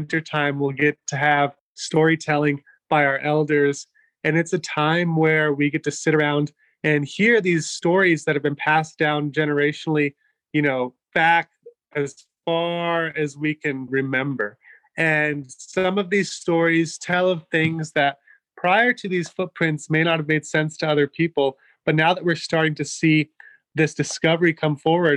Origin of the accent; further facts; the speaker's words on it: Las Cruces, New Mexico, United States; living just a 45-minute drive from where these prints are down in my hometown of Las Cruces